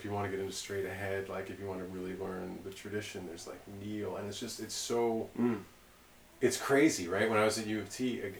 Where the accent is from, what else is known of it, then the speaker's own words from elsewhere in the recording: Mississauga, Ontario, Canada; also born or lived in Toronto / New York; I'm from Mississauga, like, not cool Mississauga.